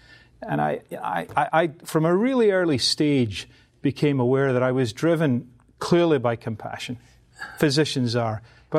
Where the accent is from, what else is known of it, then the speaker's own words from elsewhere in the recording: Glasgow, Scotland, United Kingdom; The reality is I was brought up in the East End of Glasgow